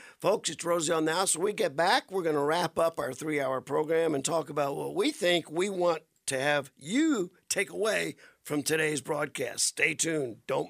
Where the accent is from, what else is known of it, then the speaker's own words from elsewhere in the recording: Louisiana, United States; moved away; I came here from the South Bayous of Louisiana to the desert, the Sonoran Desert.